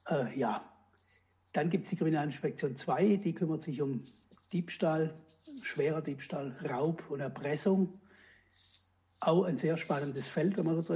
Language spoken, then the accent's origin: German; Baden-Württemberg, Germany; ich komme aus dem Hochschwarzwald, war in Lahr in der Ausbildung zwei Jahre.